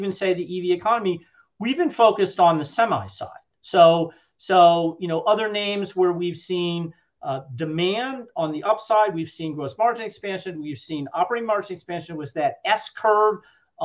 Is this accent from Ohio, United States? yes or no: yes; Cleveland, Ohio, United States; I grew up in Cleveland, Ohio